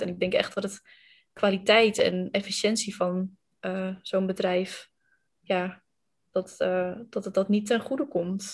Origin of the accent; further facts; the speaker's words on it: Randstad, Netherlands; accent: western (Randstad); Ik ehm, kom, het valt denk ik uit mijn accent ook al te horen, uit de, eh, het westen van het land, uit de Randstad. Ehm, en ik heb tot mijn achttiende bij mijn ouders gewoond.